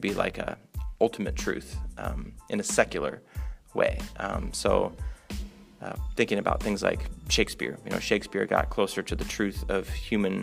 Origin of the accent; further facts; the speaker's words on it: Omaha, Nebraska, United States; moved away; also born or lived in Minnesota / Arkansas / Honduras; I was born in Omaha, Nebraska